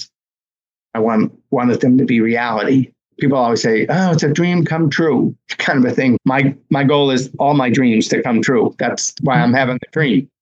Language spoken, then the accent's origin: English; Medford, Massachusetts, United States; also born or lived in Boston; my hometown of Medford, Mass, this past September, named the high school track after me